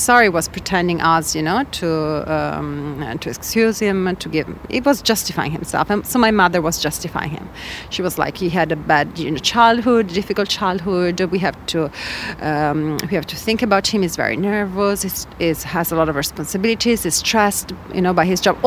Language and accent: English; Padua, Veneto, Italy; I grew up in Italy, in Padua